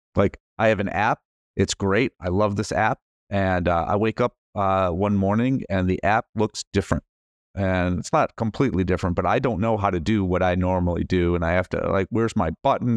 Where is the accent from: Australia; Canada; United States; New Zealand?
United States; as an American